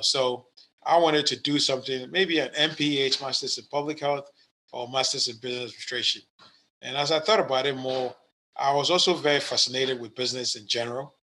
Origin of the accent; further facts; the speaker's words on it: Ghana; now in United States; I was born in Ghana, West Africa. Uh, it's my country. I'm a U.S. citizen now